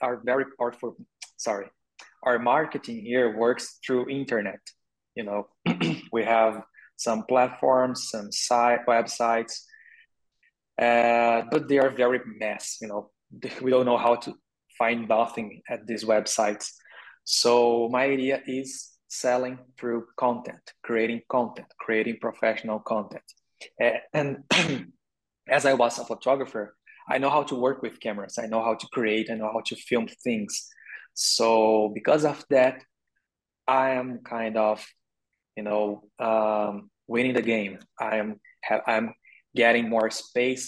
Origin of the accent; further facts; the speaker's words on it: Brazil; English is a second language; also born or lived in Canada; I am from Brazil and the Portuguese is our official language here